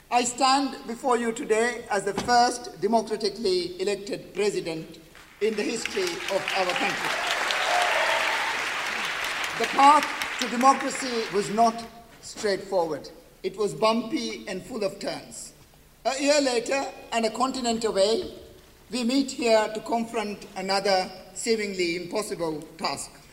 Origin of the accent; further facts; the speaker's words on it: Maldives; also born or lived in Liverpool; When we grew up in the Maldives, we had beach, uh, we had the sea, and we went swimming almost every